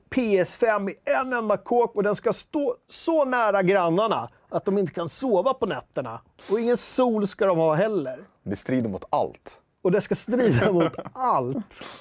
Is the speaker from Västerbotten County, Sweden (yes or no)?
no; Skogås, Stockholm County, Sweden; Jag är från Skogås, annat S. Skogås, söder om stan.